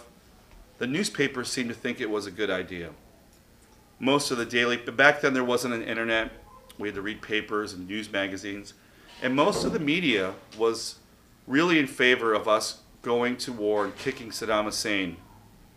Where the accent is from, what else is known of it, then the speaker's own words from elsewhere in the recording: Chicago, Illinois, United States; I was born on the south side at 104th. I was born in Little Company of Mary Hospital, which is at 95th and Western, and lived at 104th at Whipple when I was a kid.